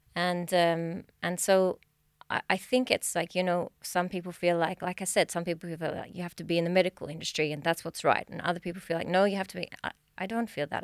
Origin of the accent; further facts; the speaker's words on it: Australia; now in Sweden; I'm from Australia, if you didn't catch the accent.